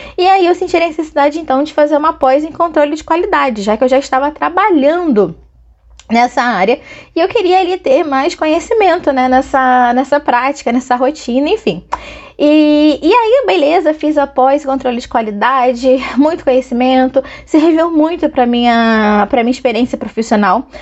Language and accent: Portuguese; Angra dos Reis, Rio de Janeiro, Brazil; also born or lived in Niterói; eu nasci no Rio e com os três aninhos de idade me mudei para Angra dos Reis, Costa Verde do Rio de Janeiro. E todas as minhas melhores e maiores lembranças são de lá